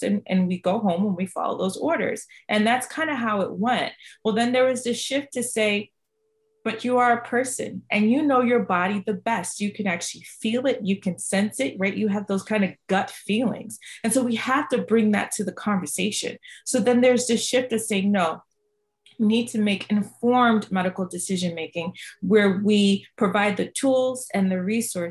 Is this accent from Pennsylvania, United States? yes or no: no; Boston, Massachusetts, United States; also born or lived in Jamaica; I am an immigrant from Jamaica. My family moved to Boston, Massachusetts.